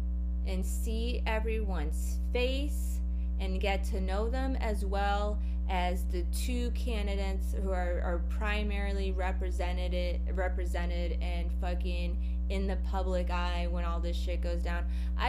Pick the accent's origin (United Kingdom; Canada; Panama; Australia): United Kingdom; Wales; I've done that here in the UK. I'm from Wales and I chose my own.